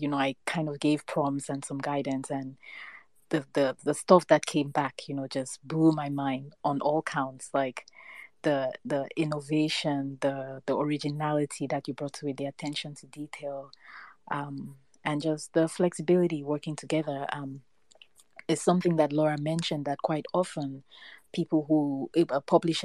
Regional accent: Cameroon; I am Cameroonian

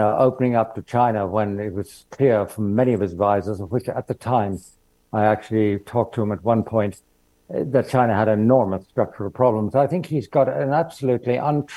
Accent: Ireland; being Irish

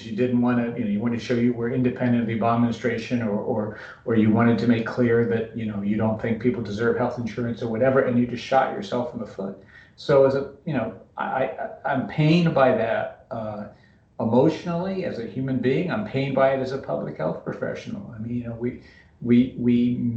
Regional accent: West Virginia, United States; moved away; I'm from West Virginia

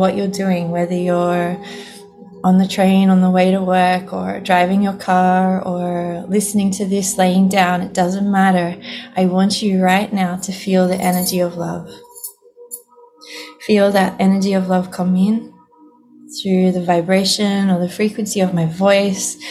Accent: Sydney, New South Wales, Australia; I'm originally from Sydney in Australia

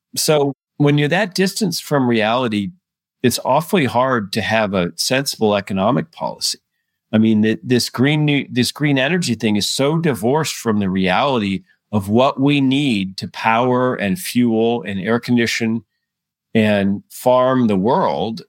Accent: United States; as an American

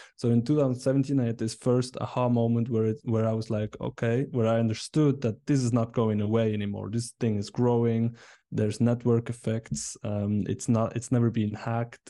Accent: Biel, Bern, Switzerland; I'm from Switzerland. Uh, I grew up here, um, and, and still live here in Biel, a nice city in the canton of Bern

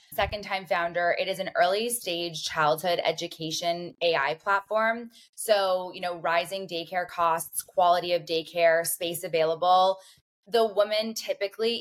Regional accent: Canada; I am from Canada.

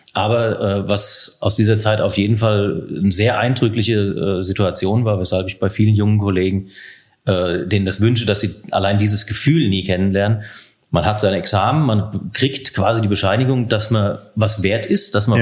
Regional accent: Heusenstamm, Hesse, Germany; moved away as an adult; also born or lived in Darmstadt / Biebertal near Giessen; now in Biebertal, Germany; Ich bin in Häusenstamm bei Offenbach groß geworden

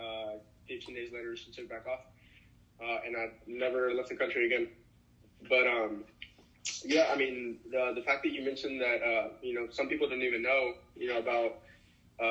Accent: Dallas, Texas, United States; moved away as an adult; also born or lived in Corpus Christi, Texas; now in Mexico; I grew up normally in South Dallas

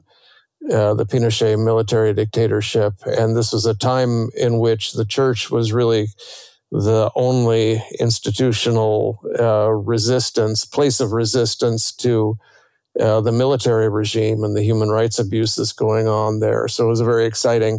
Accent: near Chicago, Illinois, United States; I grew up near Chicago in a kind of suburban environment.

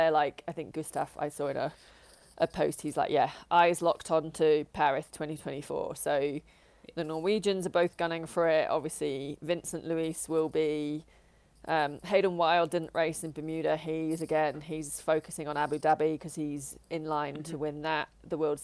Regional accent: United Kingdom; I'm British

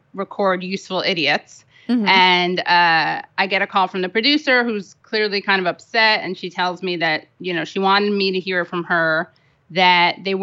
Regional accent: New York City, New York, United States; I grew up on the Upper West Side of Manhattan. I'm third generation New Yorker

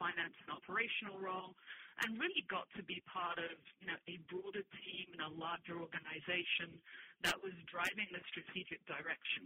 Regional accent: London, United Kingdom; moved away as an adult; also born or lived in Spain / Bermuda; I'm originally Spanish, but, yes, I grew up in London

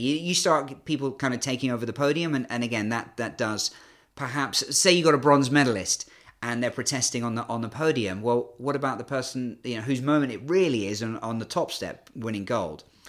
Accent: United Kingdom; accent: British; moved away as an adult; also born or lived in Canada; now in China; despite my British accent, I'm actually half Canadian

